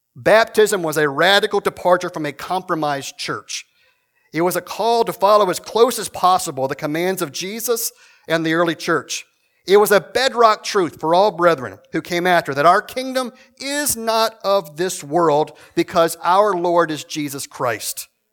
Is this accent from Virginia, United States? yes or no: yes; Shenandoah Valley, Virginia, United States; moved away; I'm originally from Virginia, from a, a country church in the middle of nowhere